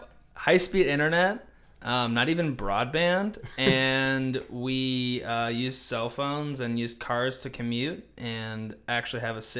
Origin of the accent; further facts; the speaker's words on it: Des Moines, Iowa, United States; We're from Des Moines, Iowa. That's where we live currently, and I went to school in Minnesota.